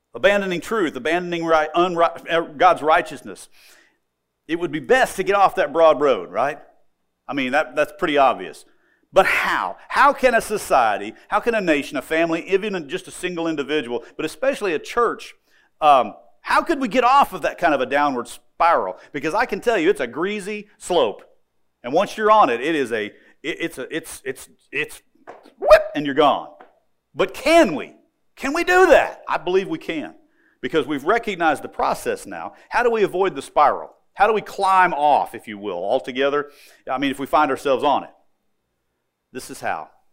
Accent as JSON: {"language": "English", "country": "United States", "said": "I'm an American"}